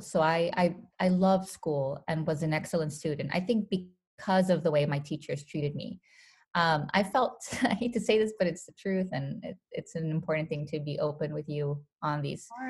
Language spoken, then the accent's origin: English; Los Angeles, California, United States; born or raised there; also born or lived in Guadalajara, Jalisco, Mexico